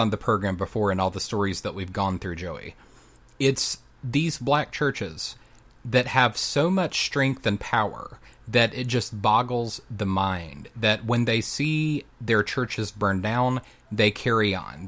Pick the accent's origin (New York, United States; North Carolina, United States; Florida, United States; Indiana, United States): North Carolina, United States; there in my home state of North Carolina